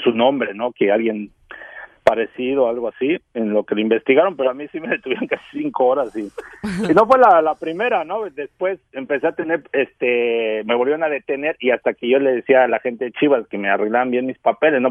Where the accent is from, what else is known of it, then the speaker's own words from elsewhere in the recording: Texcoco, State of Mexico, Mexico; yo soy de Texcoco, Estado de México